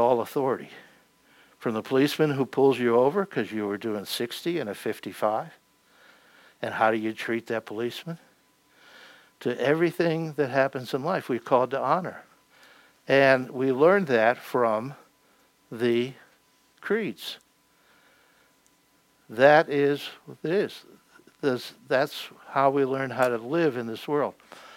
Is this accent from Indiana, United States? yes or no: no; Pennsylvania, United States; moved away; I come from Pennsylvania